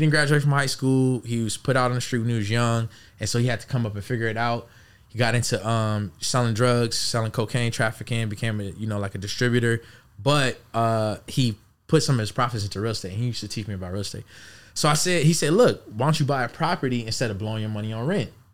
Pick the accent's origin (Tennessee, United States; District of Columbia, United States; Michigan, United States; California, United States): California, United States; Los Angeles; born and raised in Los Angeles